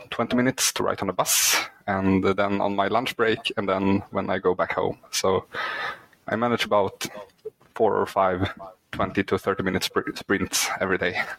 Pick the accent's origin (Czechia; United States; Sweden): Sweden; English is a second language; English is not my first language, uh, mm-hmm. since I'm Swedish.